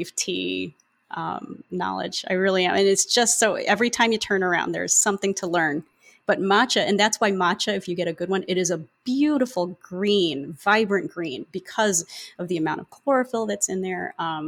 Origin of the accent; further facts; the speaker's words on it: Philippines; I am Filipino